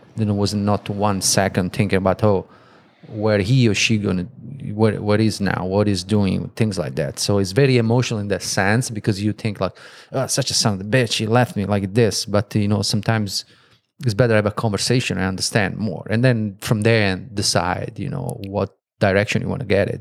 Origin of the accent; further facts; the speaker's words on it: Italy; moved away; I'm from Italy